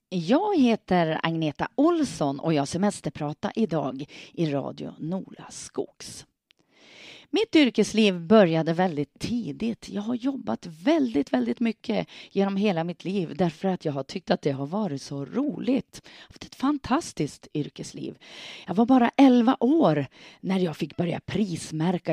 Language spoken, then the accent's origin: Swedish; Hörnsjö, Västerbotten County, Sweden; hemma i Hörnsjö, hemma i min hemby